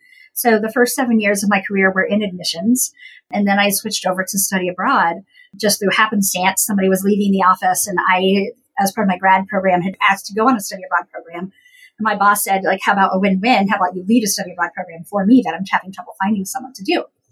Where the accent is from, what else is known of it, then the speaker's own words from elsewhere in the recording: Appalachia, United States; So I went to the Ohio State University as actually a minority student being Appalachian.